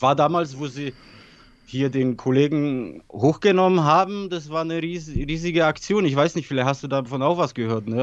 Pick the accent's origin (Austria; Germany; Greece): Germany; Bavaria; German is a second language; moved away as an adult; also born or lived in Poland / Weißenfels; ich bin in Polen geboren und in ja. 92 nach Deutschland gekommen, so nach Bayern